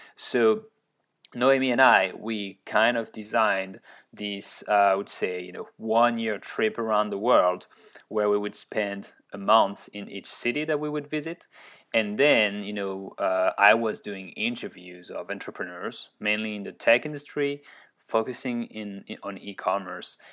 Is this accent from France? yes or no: yes; Orléans, Centre-Val de Loire, France; accent: French; English is a second language; moved away as an adult; also born or lived in Grenoble, France / Ottawa, Canada; I was born in Orleans